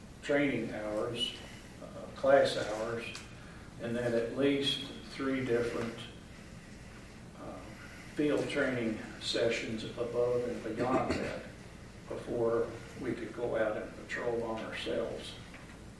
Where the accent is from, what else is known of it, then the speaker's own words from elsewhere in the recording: Louisville, Kentucky, United States; moved away as an adult; also born or lived in Arizona; I was a city kid. I grew up in Louisville, Kentucky